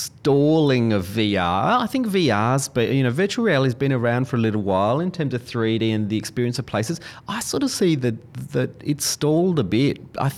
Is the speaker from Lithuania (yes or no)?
no; Adelaide, South Australia, Australia; now in Melbourne, Australia; And I'm not a Melbournian. I grew up in Adelaide, live in Melbourne now.